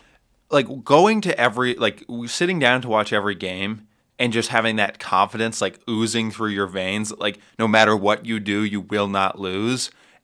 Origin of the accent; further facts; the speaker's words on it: Connecticut, United States; I'm not from New York. I'm from Connecticut.